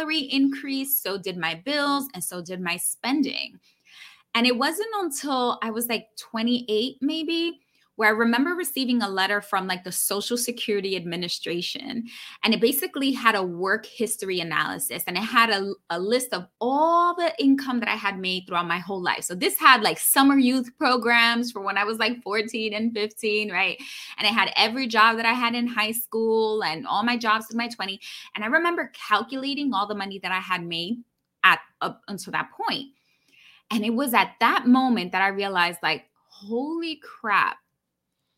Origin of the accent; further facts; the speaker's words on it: New York City, New York, United States; grew up born and raised in New York City, daughter of an immigrant